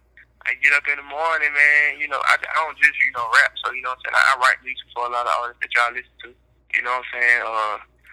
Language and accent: English; Decatur, United States; I'm from Decatur.